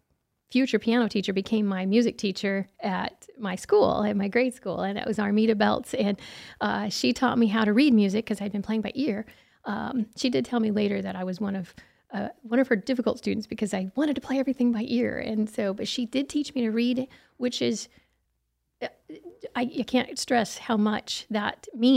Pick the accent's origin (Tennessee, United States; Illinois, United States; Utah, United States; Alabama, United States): Illinois, United States; Creal Springs; Yeah, I grew up in Southern Illinois in Creole Springs, and I started playing piano at the age of two